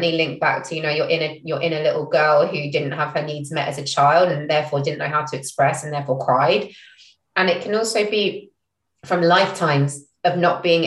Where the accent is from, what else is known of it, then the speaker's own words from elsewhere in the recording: London, United Kingdom; moved away as an adult; also born or lived in Singapore / Israel; now in Norwich, United Kingdom; I didn't grow up in Norfolk. I grew up in London.